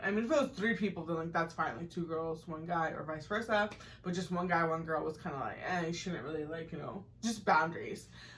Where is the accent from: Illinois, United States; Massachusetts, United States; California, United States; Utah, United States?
Massachusetts, United States; I grew up in Massachusetts